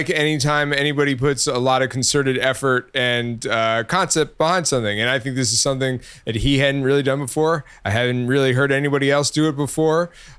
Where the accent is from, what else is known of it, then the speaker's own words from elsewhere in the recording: New York, United States; born there; So, I was also born in New York, was not raised in New York.